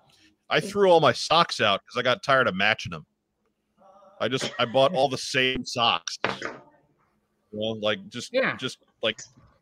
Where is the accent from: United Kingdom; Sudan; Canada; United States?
Canada; I'm from Canada. I'm from Canada. I know these guys.